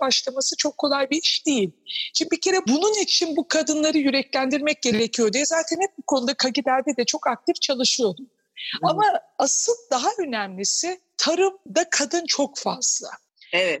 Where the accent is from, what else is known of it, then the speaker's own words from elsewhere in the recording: Anatolia, Turkey; Ben kendim de bir Anadolu kadını olduğum için